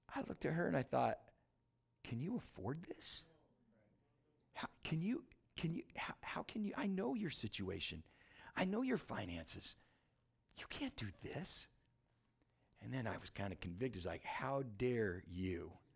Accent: San Diego, California, United States; now in Michigan, United States; I grew up in San Diego, California

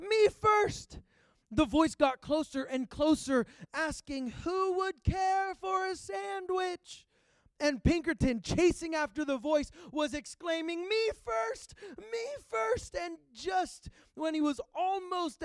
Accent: Pittsburgh, Pennsylvania, United States; moved away; also born or lived in Georgia; I'm originally from Pittsburgh, Pennsylvania

